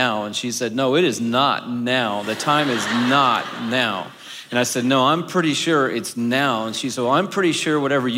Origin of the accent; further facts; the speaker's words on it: Atlanta, Georgia, United States; also born or lived in Texas; I'm from Atlanta